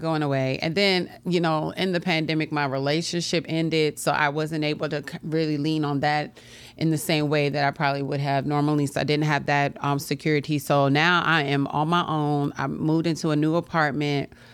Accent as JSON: {"language": "English", "town": "Washington", "region": "District of Columbia", "country": "United States", "also_born_or_lived": "New York", "moved": "as an adult", "lives_now": "Richmond, United States", "said": "I'm from Washington, D C"}